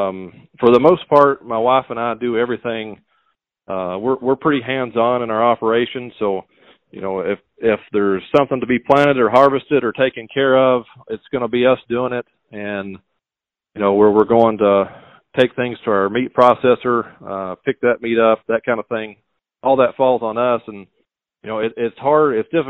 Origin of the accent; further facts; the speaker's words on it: Monticello, Kentucky, United States; now in Boyle County, Kentucky, United States; I grew up in the Monticello area around Lake Cumberland, and my father farmed